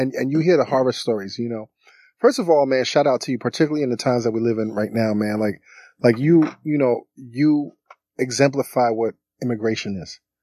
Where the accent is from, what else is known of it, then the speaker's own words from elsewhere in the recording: New York City, New York, United States; I was born and raised in Brooklyn. I'm Haitian American